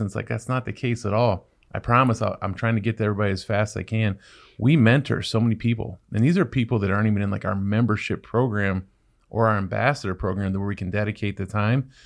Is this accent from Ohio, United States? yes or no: yes; Ohio, United States; I'm from Ohio.